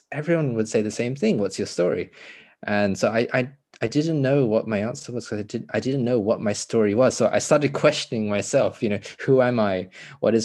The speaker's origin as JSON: {"language": "English", "country": "United Kingdom", "also_born_or_lived": "Los Angeles, United States", "first_language": "English", "moved": "yes", "said": "as a Brit"}